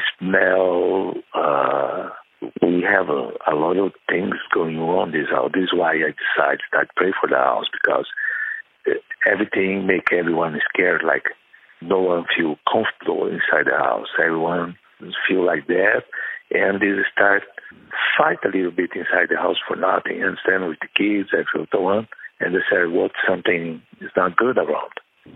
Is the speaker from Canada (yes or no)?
no; Brazil; English is a second language; moved away as an adult; now in United States; I moved from Brazil to United States because I'm being invited to be a pastor in United States because I was pastor in Brazil, too.